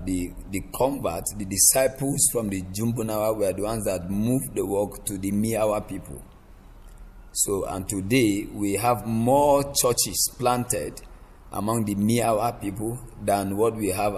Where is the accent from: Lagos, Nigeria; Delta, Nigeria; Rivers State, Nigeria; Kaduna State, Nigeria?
Kaduna State, Nigeria; And that is where I live. I'm also from the north. I'm from Kaduna State.